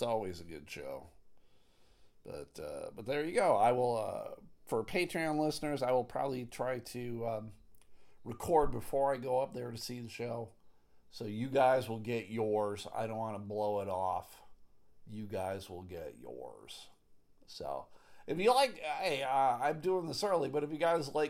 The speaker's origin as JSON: {"language": "English", "town": "Buffalo", "region": "New York", "country": "United States", "tie": "born or raised there", "said": "I grew up in Buffalo"}